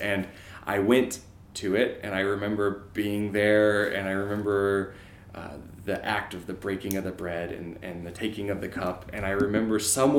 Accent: St. Louis, Missouri, United States; I'm from Missouri, I'm from St. Louis

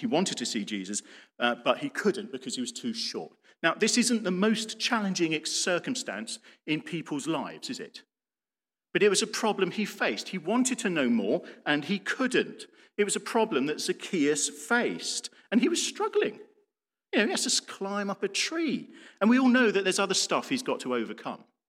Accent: United Kingdom

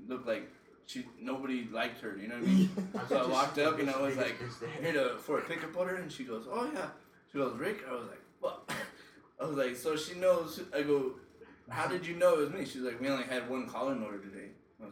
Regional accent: Newark, New York, United States; moved away as an adult; also born or lived in Phoenix, Arizona / Lubbock, Texas; now in Arizona, United States; I'm actually from Newark, New York, which is a small ass town in New York

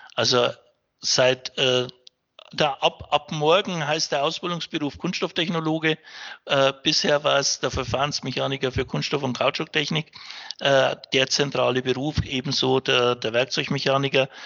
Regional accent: Upper Franconia, Bavaria, Germany; bin gebürtiger Franke, also auch einheimisch

